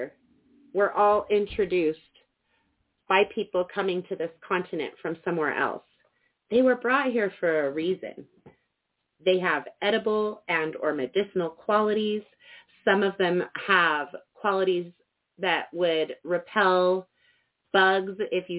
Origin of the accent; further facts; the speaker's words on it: Cortez, Colorado, United States; In my hometown of Cortez, Colorado, and all throughout the Four Corners area